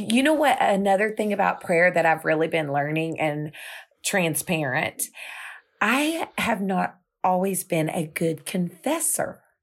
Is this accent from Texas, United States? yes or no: yes; Houston, Texas, United States; we're Houstonians